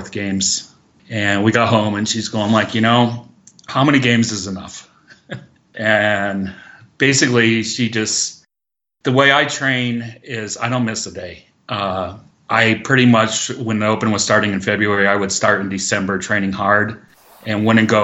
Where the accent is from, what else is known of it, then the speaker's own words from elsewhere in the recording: Massachusetts, United States; moved away as an adult; now in Lake Tahoe, United States; I'm originally from Massachusetts, Massol, and, I was a pretty good skier on the East Coast